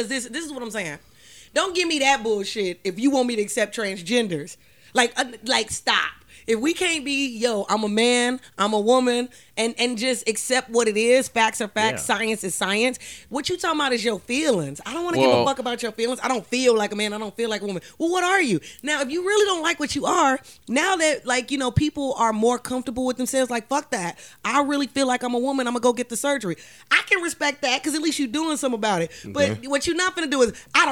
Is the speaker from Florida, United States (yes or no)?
no; Chicago, Illinois, United States; I'm from Chicago also